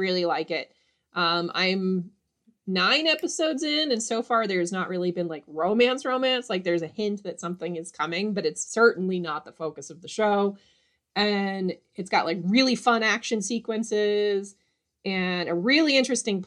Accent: United States; as an American person

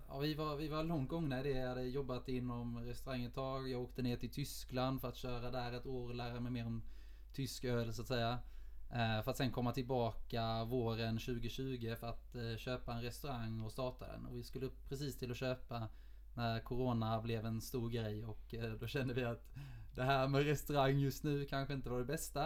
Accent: Lund, Skåne, Sweden; moved away as an adult; also born or lived in Oslo; now in Gothenburg, Sweden; jag kommer från Lund, eh, och simmade i S K Poseidon när jag växte upp

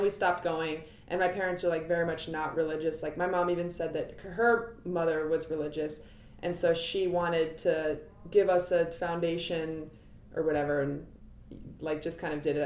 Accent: Cincinnati, Ohio, United States; moved away as an adult; now in New York, United States; I am from Cincinnati, Ohio

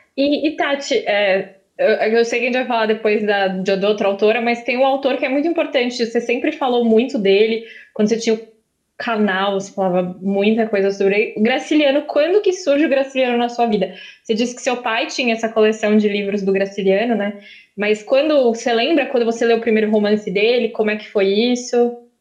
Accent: Nossa Senhora de Lourdes, Sergipe, Brazil; now in Aracaju, Brazil; Eu nasci aqui, mas eu cresci numa cidadezinha do sertão de Sergipe, chamada Nossa Senhora de Lourdes

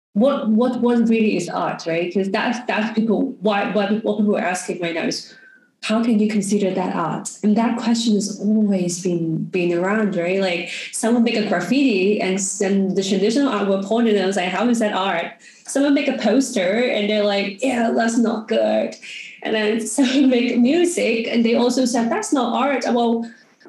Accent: Hong Kong; also born or lived in New York; I'm from Hong Kong

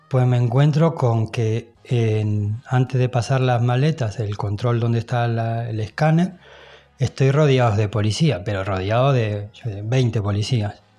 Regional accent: Spain; now in Mallorca, Spain; yo soy español

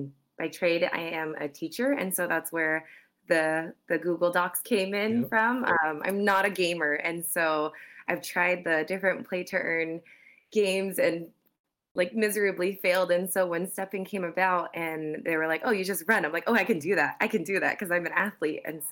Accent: California, United States; So I'm from California.

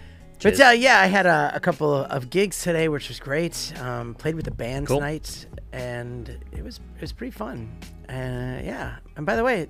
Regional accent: United States; accent: American; now in Australia; I'm not from Australia, but I live in Australia. Yeah, I always have to say that because when you say I'm from Australia and then I start talking with my, you know, American accent.

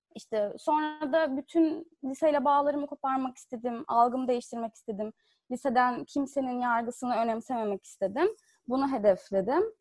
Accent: Fethiye, Muğla, Turkey; ben Fethiye'de büyüdüm.

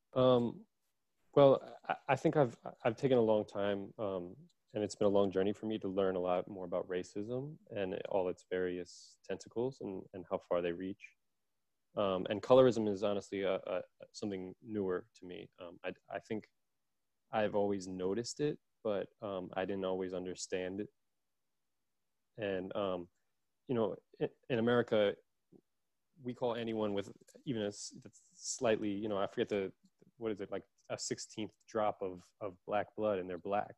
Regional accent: New York City, New York, United States; I grew up in Brooklyn

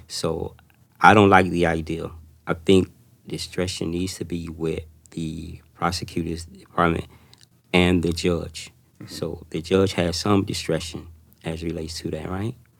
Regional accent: Miami, Florida, United States; growing up in Oldtown, in public housing, in large amount of projects

